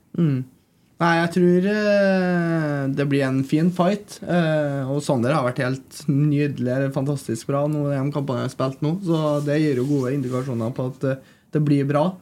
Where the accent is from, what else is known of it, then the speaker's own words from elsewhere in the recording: Trondheim, Trøndelag, Norway; jeg er oppvokst på Nydavoll, så jeg er rett eh, borti her.